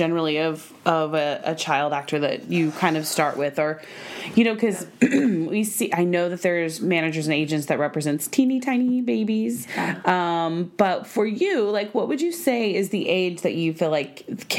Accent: Oklahoma, United States; Oh my God, I'm from Oklahoma.

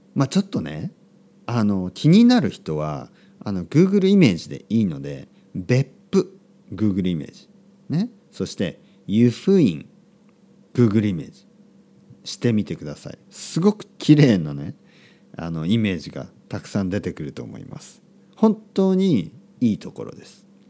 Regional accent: Kyushu, Oita, Japan; born or raised there; moved away; also born or lived in Spain

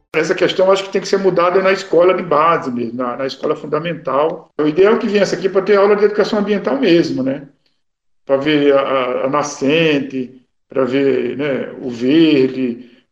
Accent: Pernambuco, Brazil; moved away; eu sou pernambucano

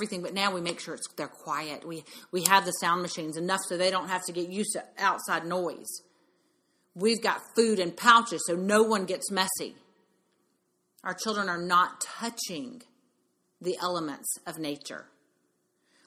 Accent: Mississippi, United States; We grew up in Mississippi.

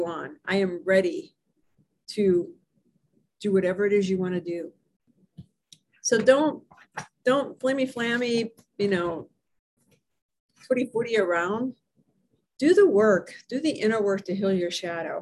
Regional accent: Hermitage, Pennsylvania, United States; in Hermitage, Pennsylvania, my hometown

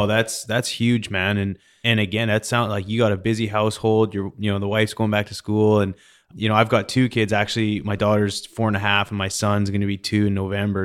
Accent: Canada; now in United States; I recently became an American citizen. I'm from Canada originally.

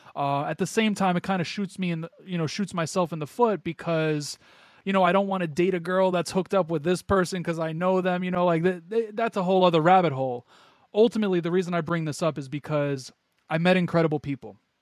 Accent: New York, United States; born and raised in New York

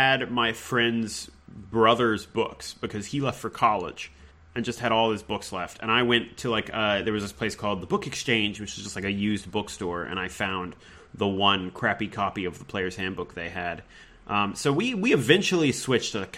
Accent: Richmond, Virginia, United States; moved away as an adult; now in Los Angeles, United States; I'm from Richmond, Virginia. and I lived there and around there most of my life

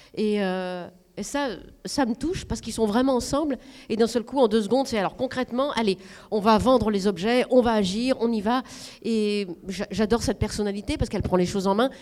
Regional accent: the North, Hauts-de-France, France; moved away; là d'où je viens, je viens du Nord, et c'est pas ça, parce qu'il n'y a pas beaucoup d'argent.

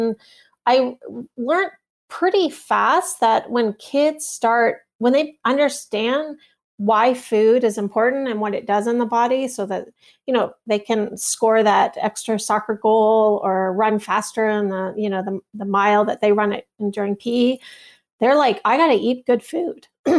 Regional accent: Toronto, Ontario, Canada; Well, I grew up in Toronto, Canada

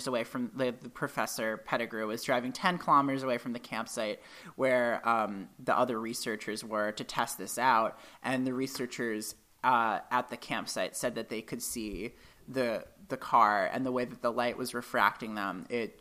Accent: New England, United States; where I grew up in New England

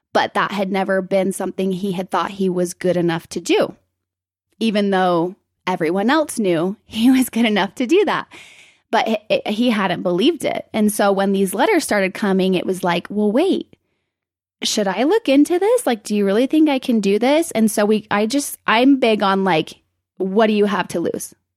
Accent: Provo, Utah, United States; moved away as an adult; also born or lived in Salt Lake City, Utah / Spain; I lived up here in Salt Lake until about kindergarten. And then we moved down to Provo.

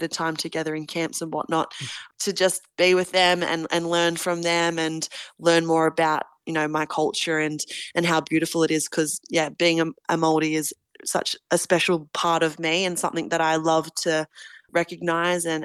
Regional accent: Australia; also born or lived in Auckland, New Zealand; I moved to Australia when I was 3 years old with my family. So I do sometimes say back home and talk about New Zealand, but I do call Australia home. It's all I know. I've grown up here.

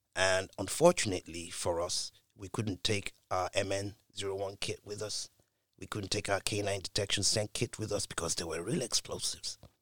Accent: United Kingdom; being a Brit

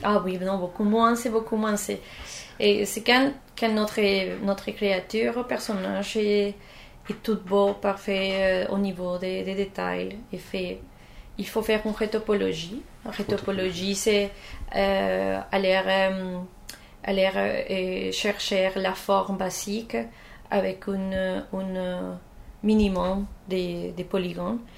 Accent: Colombia; French is a second language; moved away as an adult; now in Canada; je viens de la Colombie, mais ça fait quelques temps que je, suis ici en Canada.

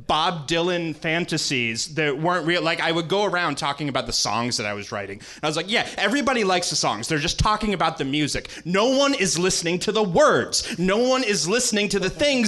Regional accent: Sarnia, Ontario, Canada; now in United States; I grew up in Sarnia, Ontario, Canada

